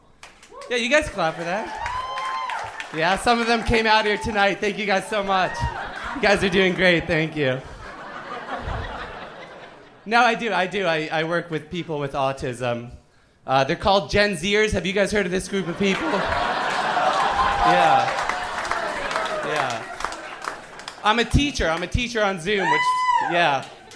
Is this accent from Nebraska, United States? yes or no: no; Bergen County, New Jersey, United States; I'm from Bergen County, North Jersey